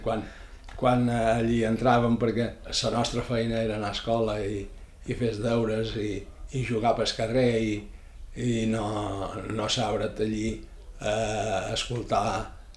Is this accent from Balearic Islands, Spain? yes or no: yes; Ibiza, Balearic Islands, Spain; Vaig néixer a Eivissa, a Vila, el 3 de juliol de 1943